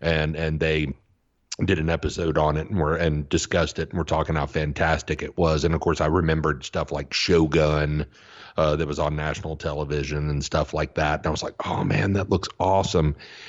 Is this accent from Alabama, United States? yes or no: yes; Auburn, Alabama, United States; you know, I grew up in Auburn, Alabama, where Auburn University is located. And so it was different than your typical southern town because, you know, you had an international faculty, students from all over the country.